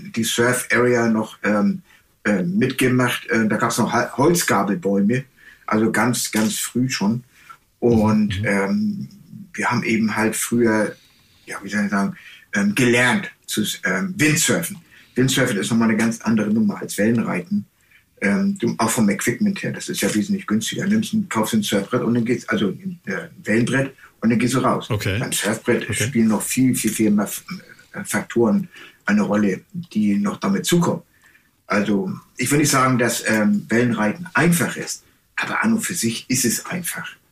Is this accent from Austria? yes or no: no; Germany; moved away as an adult; also born or lived in Texas, United States; now in Hawaii, United States; wir als Deutsche